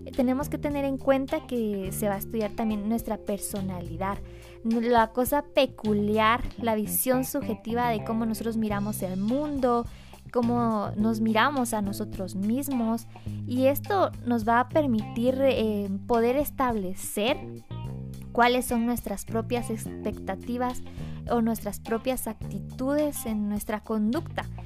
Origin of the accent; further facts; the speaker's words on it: Guatemala; soy, soy guatemalteca, soy chapina de corazón